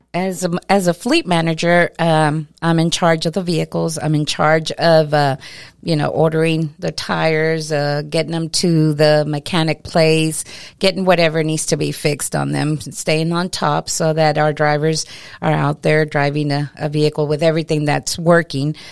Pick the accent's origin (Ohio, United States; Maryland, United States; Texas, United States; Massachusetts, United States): Texas, United States; Lamesa; I was born and raised here in La Mesa.